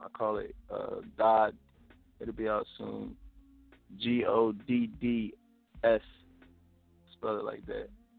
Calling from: Collegeville, Pennsylvania, United States; I'm calling from Collegeville. Collegeville, PA.

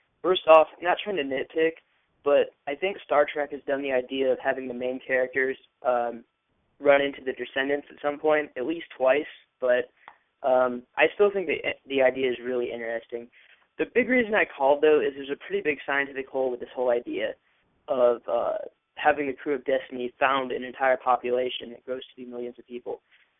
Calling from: Ames, Iowa, United States; from Ames, Iowa. I'm a longtime listener, first time I've ever called.

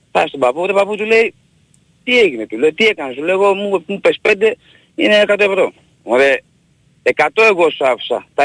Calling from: Peristeri, Attica, Greece; από το Περιστέρι, αεξής.

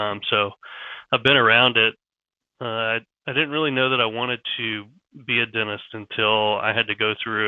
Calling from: Charlotte, North Carolina, United States; I'm in Charlotte, North Carolina.

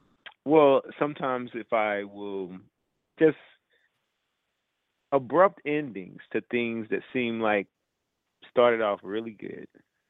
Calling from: Houston, Texas, United States; Yeah, I am calling from Houston, Texas.

